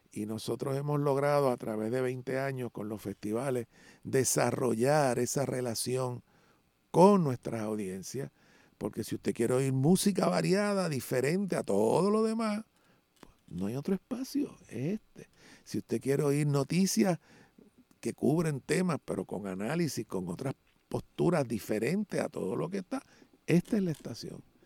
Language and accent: Spanish; Puerto Rico; aquí somos puertorriqueños y puertorriqueños negros